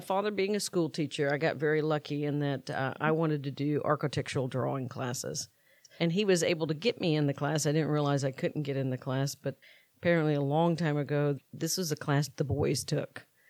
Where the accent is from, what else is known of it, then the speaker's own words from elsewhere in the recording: Valdosta, Georgia, United States; I grew up in Valdosta, Georgia